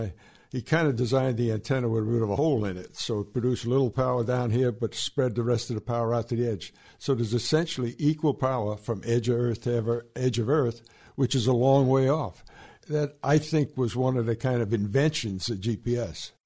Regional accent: New York City, New York, United States; I grew up in New York City

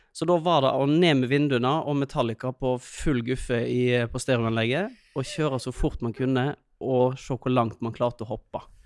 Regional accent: Øystese, Vestland, Norway; moved away; jeg kommer jo fra Øystese, eh, så vi begynte jo å kjøre bil når vi var tolv

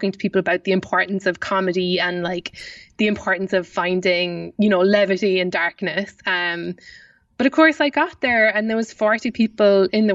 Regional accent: Ireland; accent: Irish; I hope that I've kept up my Irish accent sufficiently

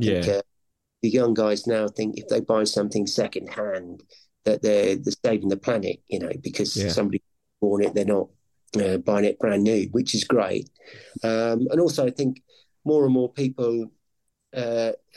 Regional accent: Ely, East of England, United Kingdom; I was born in Ely near Cambridge

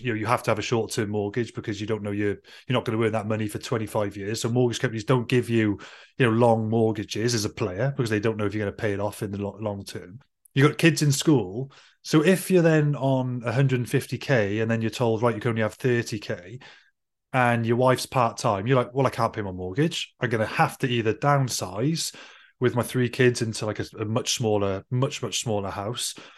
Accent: Wales, United Kingdom; as a Welshman

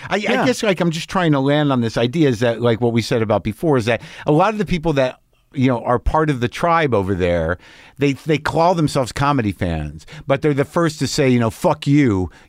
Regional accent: New Mexico, United States; Yeah, I grew up in New Mexico. A lot of guns around. My dad had guns.

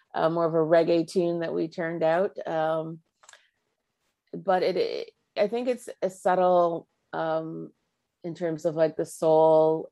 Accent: Markham, Ontario, Canada; also born or lived in Scarborough, Canada; now in Uxbridge, Canada; I grew up in Markham, born at Scarborough General. Um, spent most of my, you know, adolescent years in Markham.

